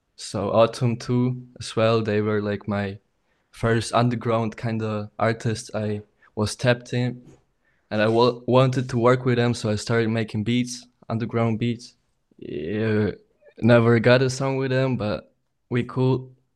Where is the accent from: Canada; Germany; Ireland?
Germany; Aachen, North Rhine-Westphalia; I'm from Germany, Aachen. It's like a small city next to Cologne.